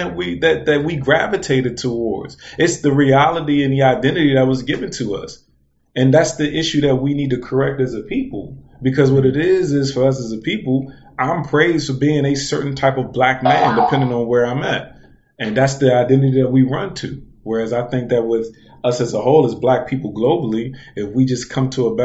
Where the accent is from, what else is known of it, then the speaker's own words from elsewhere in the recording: Washington, District of Columbia, United States; being born in America, and more so even being born in D.C.